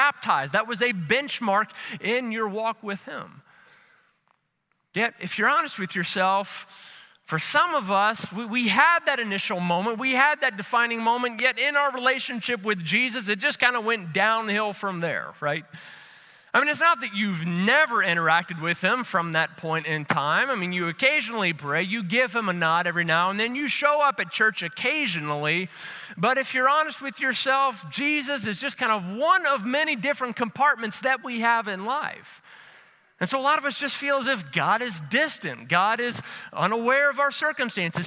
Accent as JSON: {"language": "English", "town": "Louisville", "region": "Kentucky", "country": "United States", "tie": "born or raised there", "said": "Savannah and I grew up together in Louisville, Kentucky."}